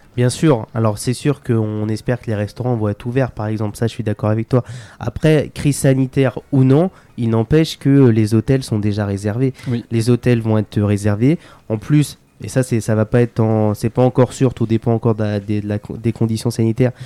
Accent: Vierzon, Centre-Val de Loire, France; moi je suis né à Vierzon

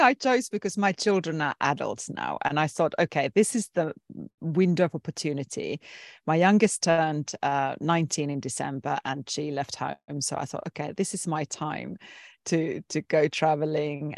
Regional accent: Finland; I come from Finland, which is a very liberal Nordic country in Europe

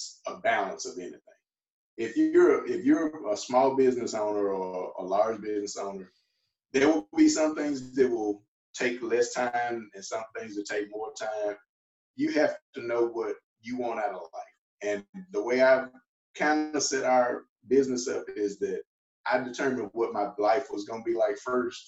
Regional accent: Mississippi, United States; I'm from Mississippi

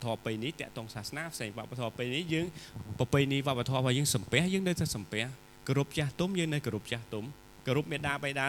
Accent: Cambodia

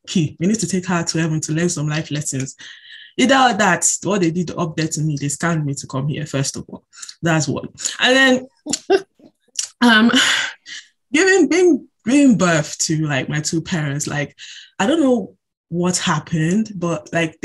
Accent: United Kingdom; I am officially anyway. British. If you look at me, I'm British.

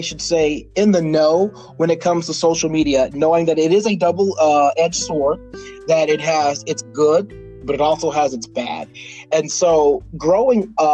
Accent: Texas, United States; growing up in Texas, being both black and very effeminate

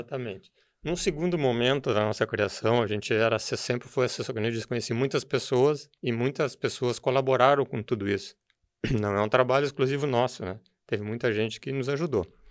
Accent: Novo Hamburgo, Rio Grande do Sul, Brazil; eu sou de, natural de Novo Hamburgo, sou filho do industrial do calçado. Meu pai era tinha empresa de calçado e me criei no meio também do calçado

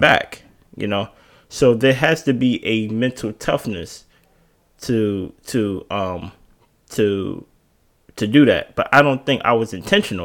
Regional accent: Baltimore, Maryland, United States; also born or lived in Jersey City, New Jersey; I was born in Jersey City, New Jersey. I was raised here in Baltimore, off, off the Alameda.

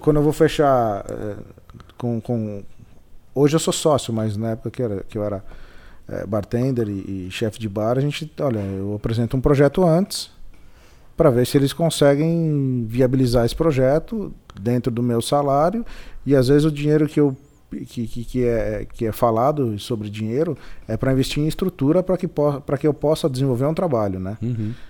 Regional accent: São Paulo, Brazil; moved away as an adult; also born or lived in London / Bragança Paulista; eu sou de São Paulo, mas meus pais moram em Bragança

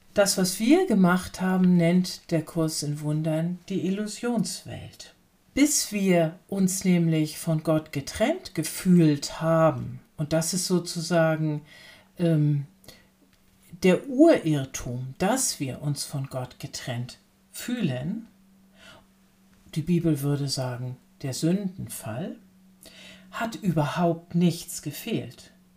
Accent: Lübeck, Schleswig-Holstein, Germany; als gebürtige Hanseatin, Lübeckerin

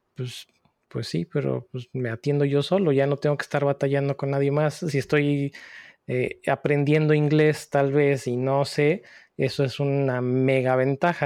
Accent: Puebla, Mexico; moved away; también soy de Puebla, de México.

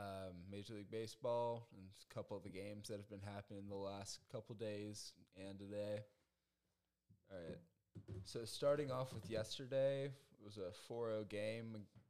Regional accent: Boston, Massachusetts, United States; I'm from Boston.

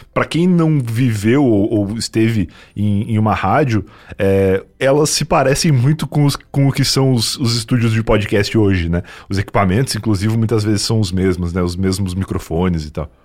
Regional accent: interior of Rio Grande do Sul, Brazil; moved away; eu vim do interior do Rio Grande do Sul

